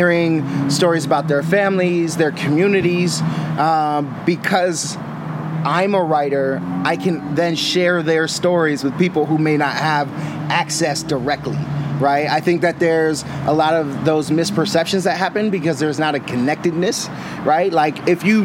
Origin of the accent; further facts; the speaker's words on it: Boston, Massachusetts, United States; now in Sacramento, United States; I come from Boston. I'm not originally from the Sacramento community